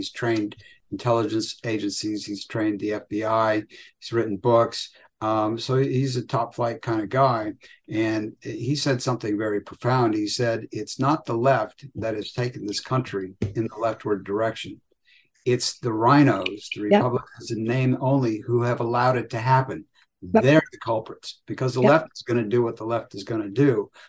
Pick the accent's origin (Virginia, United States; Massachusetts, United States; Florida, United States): Virginia, United States; my home state of Virginia. We fought Medicaid expansion here in Virginia